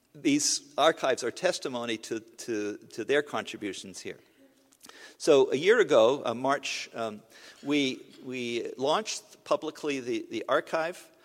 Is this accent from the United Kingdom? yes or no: no; Canada; I'm a Canadian